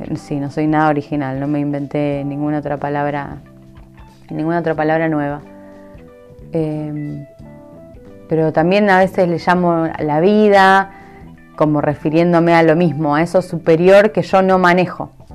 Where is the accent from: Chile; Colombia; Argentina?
Argentina; moved away as an adult; also born or lived in Puerto Madryn, Argentina; me fui siendo muy joven de Argentina, me fui siendo, no sé, creo que tenía 21 años cuando me fui por primera vez del país a vivir a otro lado